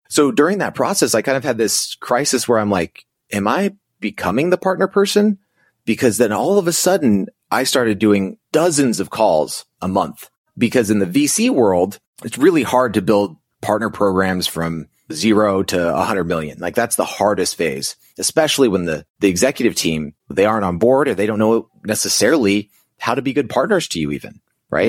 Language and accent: English; Navajo Indian Reservation, New Mexico, United States; I grew up on the Navajo Indian Reservation in New Mexico, lived there for about twenty years.